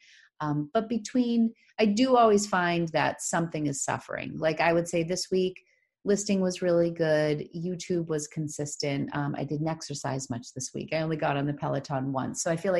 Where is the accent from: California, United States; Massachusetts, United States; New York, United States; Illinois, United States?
Massachusetts, United States; Leominster; accent: Boston; The people of Connecticut made fun of my Boston accent, which I grew up in Leominster. So that's about 40 miles west of Boston.